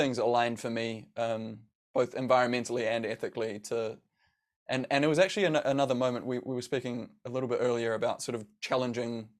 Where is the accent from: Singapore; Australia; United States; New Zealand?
New Zealand; growing up in New Zealand